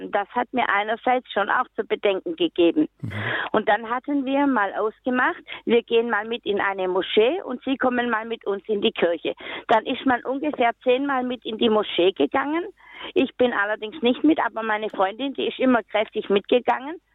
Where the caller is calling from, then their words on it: Nuremberg, Bavaria, Germany; Ja, ich komme aus Nürnberg und möchte gerne zwei Erfahrungsberichte aus meinem eigenen Leben sagen.